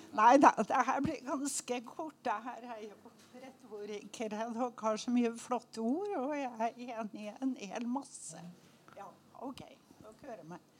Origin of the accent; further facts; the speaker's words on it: Oppdal, Trøndelag, Norway; moved away; Jeg er oppdaling